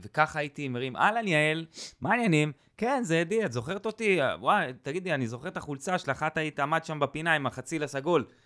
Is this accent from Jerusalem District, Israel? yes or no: no; Kibbutz Eilot, Southern District, Israel; now in northern Israel; אני מקיבוץ אילת במקור, אז גר ליד אילת.